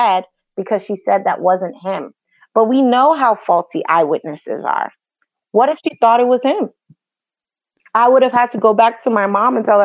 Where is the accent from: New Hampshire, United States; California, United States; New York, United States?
New York, United States; New York City; my childhood growing up in New York City.